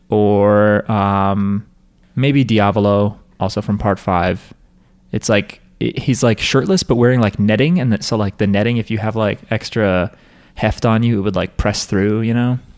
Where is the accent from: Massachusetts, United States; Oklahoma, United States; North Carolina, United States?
Massachusetts, United States; BTW, I'm from Massachusetts, so if you want to feel free to give your best shot at the accent.